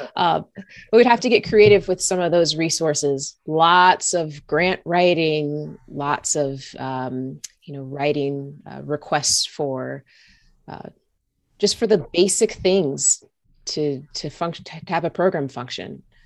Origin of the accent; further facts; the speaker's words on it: Lawrenceville, Georgia, United States; moved away as an adult; also born or lived in Indiana; I grew up in Georgia. I'm from the South.